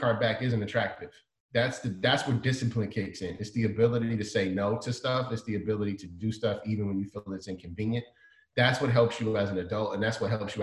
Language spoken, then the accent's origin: English; Chicago, Illinois, United States; I didn't like the cold weather growing up in Chicago